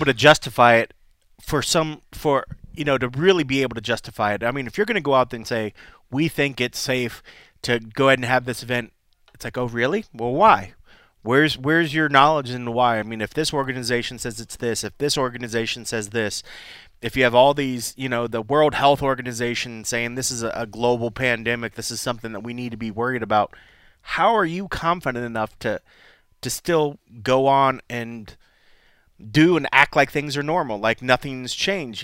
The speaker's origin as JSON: {"language": "English", "town": "Columbus", "region": "Ohio", "country": "United States", "tie": "born or raised there", "moved": "yes", "lives_now": "Las Vegas, United States", "said": "Columbus is being my hometown"}